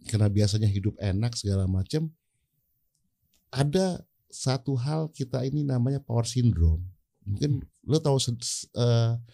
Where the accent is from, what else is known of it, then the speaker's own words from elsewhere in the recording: Aceh, Indonesia; Gue bilang, gue ini orang Aceh, orang harus tahu gue orang Aceh, gue harus buka makanan Aceh.